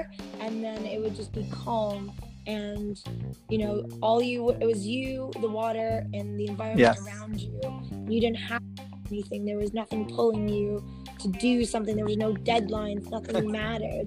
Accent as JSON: {"language": "English", "region": "Midwest", "country": "United States", "tie": "born or raised there", "said": "I grew up in the Midwest"}